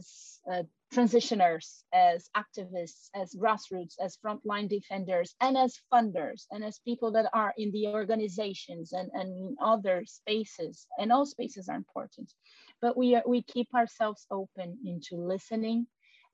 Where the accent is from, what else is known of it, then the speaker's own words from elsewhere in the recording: Brazil; first language Portuguese; English is a second language; I am originally Brazilian, and my mother language is Portuguese